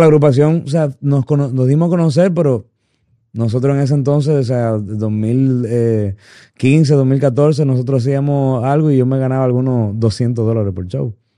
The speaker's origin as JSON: {"language": "Spanish", "town": "Santo Domingo", "region": "Distrito Nacional", "country": "Dominican Republic", "also_born_or_lived": "Miami, United States", "moved": "yes", "said": "yo viví 10 años fuera cuando me fui de Santo Domingo. Eh, porque mis padres perdieron un trabajo allá y, en busca de una mejoría, pues nos mudamos para Miami y duré 10 años, pero yo siempre añoré regresar a Santo Domingo"}